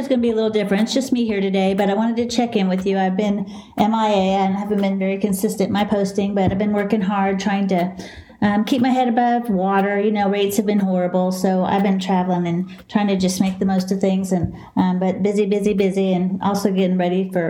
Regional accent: Dallas, Texas, United States; accent: southern; also born or lived in Houston, Texas; I'm a southern girl. I'm from Texas

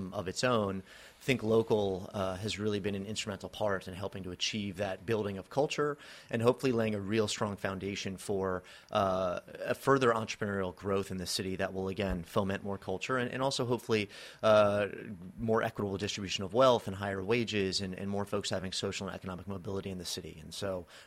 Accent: Chevy Chase, Maryland, United States; also born or lived in Washington, D.C.; I grew up in Chevy Chase, Maryland. I'm from the area, and as a native of D.C.

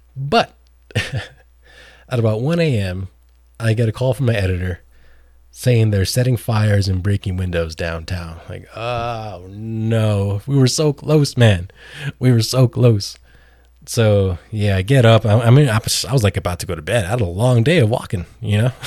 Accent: San Diego, California, United States; I was born in San Diego, have a lot of family in San Diego. So I grew up a huge San Diego Chargers fan.

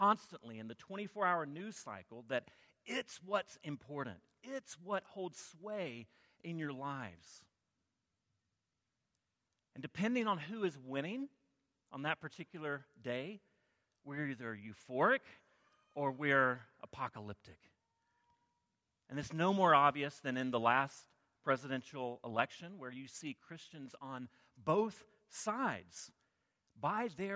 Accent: Alabama, United States; I grew up in Alabama

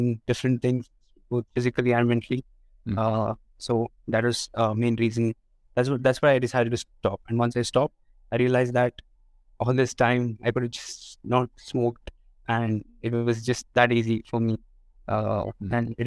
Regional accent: India; I'm from India

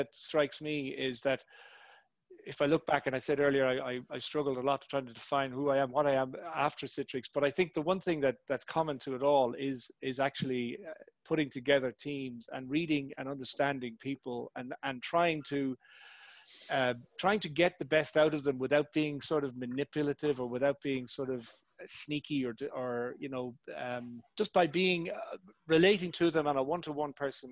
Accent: Ireland; moved away as an adult; also born or lived in Australia; now in Dublin, Ireland; when I grew up in Ireland in the 80s, a very monoculture, black and white, gray place

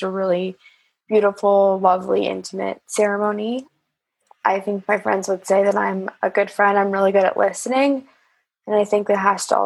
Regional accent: Los Angeles, California, United States; I grew up in Los Angeles

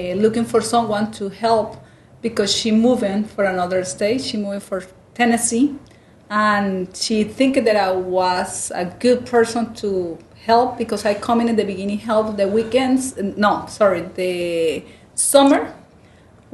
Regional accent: Bucaramanga, Santander, Colombia; moved away as an adult; also born or lived in London, United Kingdom; now in Houston, United States; I am from Bucaramanga and it's in the valley

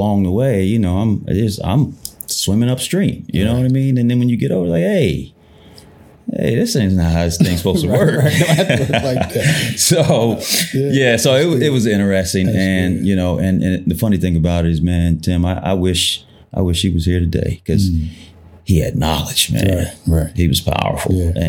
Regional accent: Columbus, United States; It was interesting, to say the least.

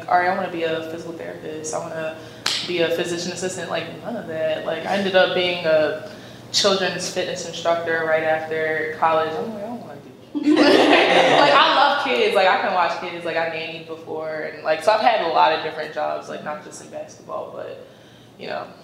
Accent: Baltimore, Maryland, United States; moved away as an adult; also born or lived in Connecticut; I'm from Baltimore, but I had to go to school in Connecticut

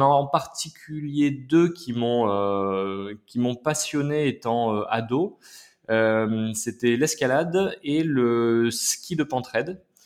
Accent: Clermont-Ferrand, Auvergne-Rhône-Alpes, France; moved away as an adult; also born or lived in Paris; now in Aix-en-Provence, France; j'ai grandi à Clermont-Ferrand, dans le Massif Central

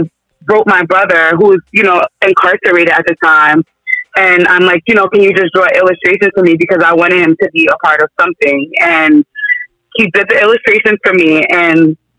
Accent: Yonkers, New York, United States; now in Duxbury, United States; I'm from Yonkers, New York

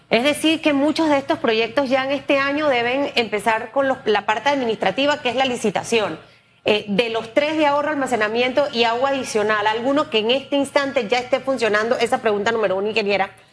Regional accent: Panama; somos panameños

